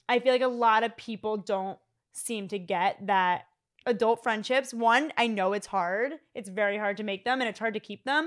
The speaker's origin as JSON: {"language": "English", "town": "Philadelphia", "region": "Pennsylvania", "country": "United States", "moved": "yes", "lives_now": "Fort Lauderdale, United States", "said": "I'm twenty-eight years old. I am from Philadelphia. I currently live in Fort Lauderdale, Florida"}